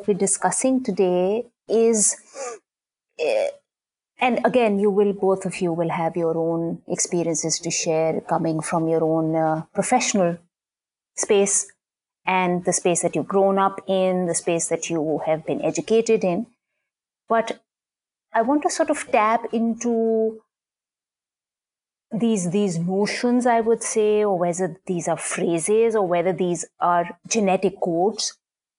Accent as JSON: {"language": "English", "country": "Pakistan", "tie": "born or raised there", "second_language": "English", "moved": "yes", "lives_now": "United States", "said": "certainly for myself, growing up in Pakistan, I was just, some people might even have taught me quite fear, as they say in Pakistan. But it was only when I came here"}